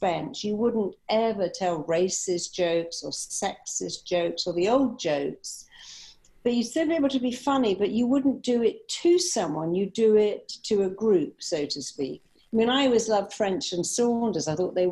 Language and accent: English; England, United Kingdom; moved away as an adult; also born or lived in Chicago; I'm from England